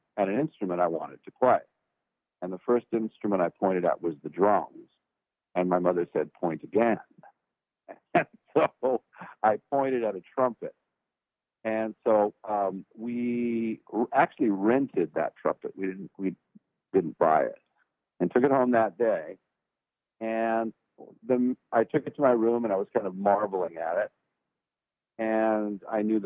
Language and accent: English; Los Angeles, California, United States; now in Nashville, United States; I was born and raised in California. I was from the port of Los Angeles, a town called San Pedro. And that's where I was born and raised.